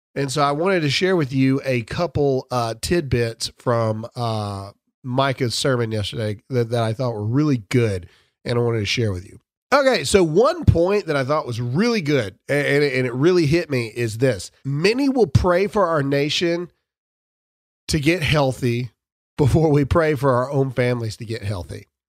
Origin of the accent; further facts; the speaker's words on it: Mississippi, United States; I'm from Mississippi.